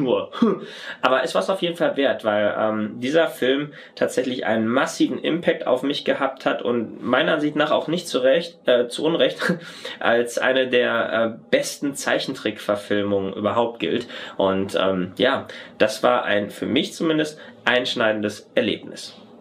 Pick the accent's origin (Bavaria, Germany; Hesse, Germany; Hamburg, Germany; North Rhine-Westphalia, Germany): North Rhine-Westphalia, Germany; moved away as an adult; gebürtiger Westfale